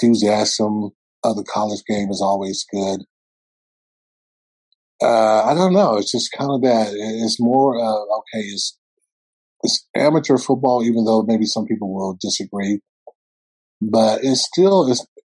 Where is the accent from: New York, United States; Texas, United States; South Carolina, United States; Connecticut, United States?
South Carolina, United States; Clemson is about almost 4 hours away from my hometown.